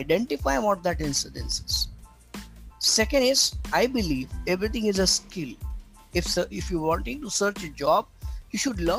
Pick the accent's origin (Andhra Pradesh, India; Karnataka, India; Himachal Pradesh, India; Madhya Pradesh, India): Madhya Pradesh, India; Burhanpur; moved away as an adult; also born or lived in Mumbai; I traveled to my hometown, overnight journey from Mumbai to Burhanpur on the border of MP and Maharashtra